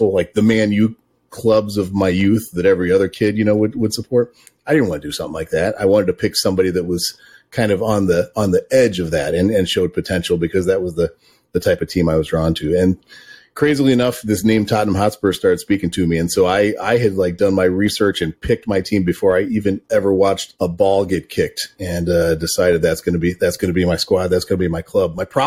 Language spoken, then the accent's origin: English; Chicago, Illinois, United States; moved away as an adult; now in Vermont, United States; I grew up in the Chicago suburbs